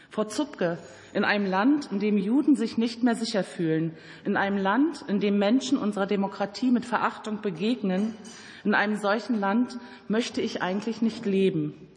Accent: Germany; Bei uns in Deutschland

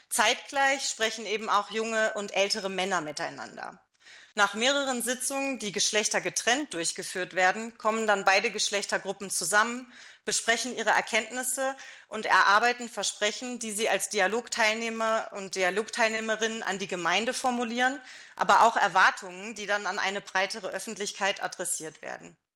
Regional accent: Germany; ich bin auch in Deutschland äh, aufgewachsen natürlich

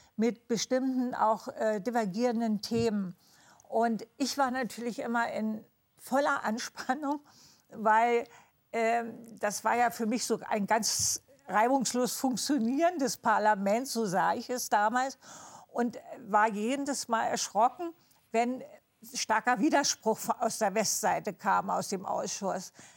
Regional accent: East Germany, Germany; bei uns im Osten

